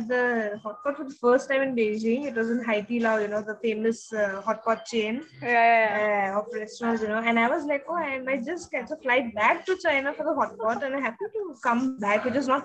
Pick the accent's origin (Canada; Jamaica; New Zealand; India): India; Maharashtra; when people asked my nationality, a lot of them refused to accept that I'm Indian